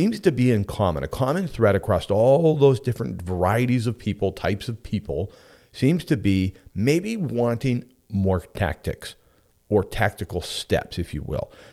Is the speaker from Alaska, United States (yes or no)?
yes; Homer, Alaska, United States; in Homer, Alaska, my hometown